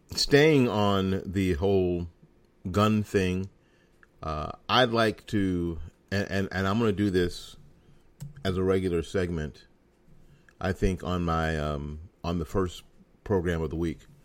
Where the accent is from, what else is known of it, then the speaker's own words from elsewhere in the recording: Florida, United States; my home state of Florida